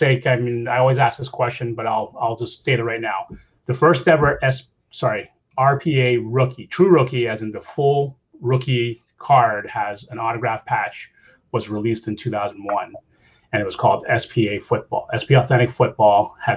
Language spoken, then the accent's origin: English; Canada; I'm Canadian